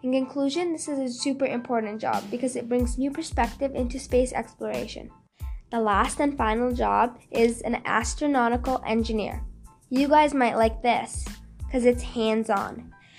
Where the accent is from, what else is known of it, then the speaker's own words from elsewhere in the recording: Canada; I'm a Canadian scientist.